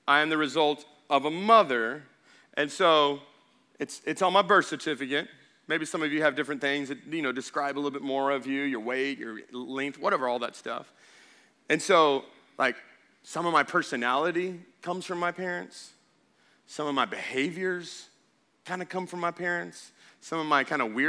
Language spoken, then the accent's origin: English; Baytown, Texas, United States; I was born in Baytown, Texas, February 21st, 1982